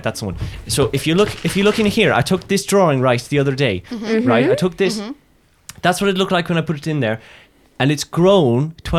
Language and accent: English; Ireland; Oh, yeah, no, I'm from Ireland originally.